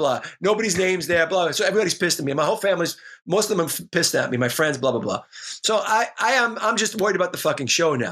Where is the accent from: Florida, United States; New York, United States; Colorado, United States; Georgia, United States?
New York, United States; New York City; growing up in the Bronx, I grew up 10 minutes from Yankee Stadium as a diehard Yankee fan